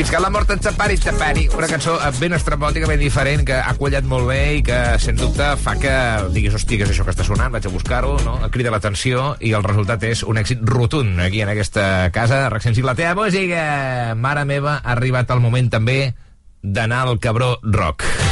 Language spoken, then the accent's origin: Catalan; Osona, Catalonia, Spain; jo sóc el senglar d'Osona